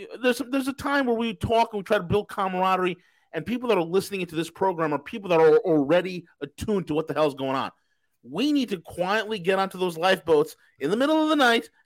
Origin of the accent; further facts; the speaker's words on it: New York, United States; moved away; I'm from New York